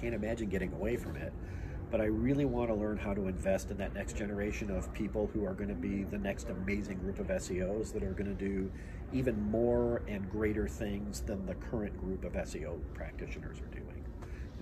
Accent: southeastern Michigan, United States; moved away as an adult; also born or lived in Austin, Texas; Now I love southeastern Michigan. I love where I'm at now. I grew up there. You know, it's my hometown

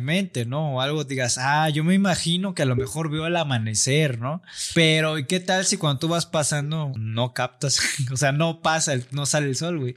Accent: Mexico; siendo mexicanos en general

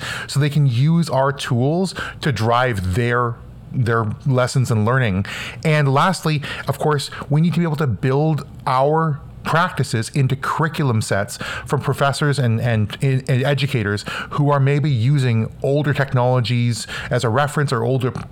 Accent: Canada; I'm from Canada

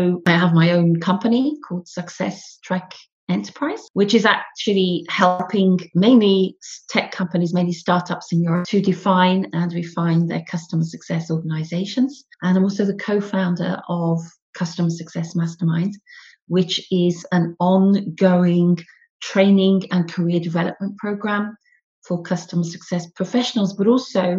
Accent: the north of England, United Kingdom; accent: northern; moved away as an adult; now in Paris, France; as you can probably gather from my northern accent, I'm from the north of England originally, but I've actually been spending all my career in Paris, where I live now

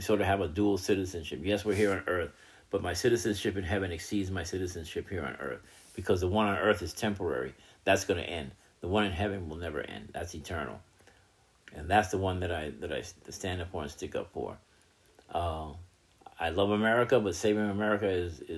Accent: United States; I'm an American citizen

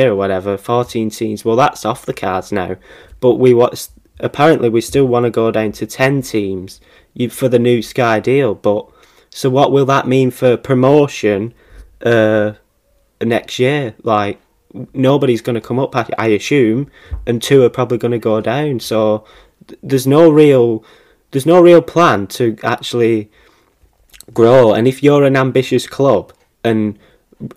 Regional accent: Bolton, North West England, United Kingdom; I'm from Bolton

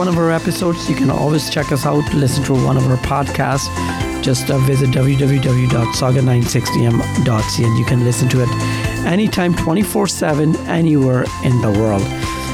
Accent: India; now in Canada; we were both born in India.

